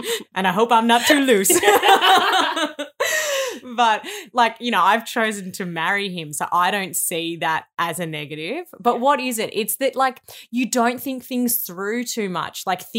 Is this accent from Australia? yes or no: yes; Melbourne, Victoria, Australia; Okay, so we both grew up in Victoria. I grew up in the Bayside area. So I lived in like Hampton, Sandringham and Brighton during my school years.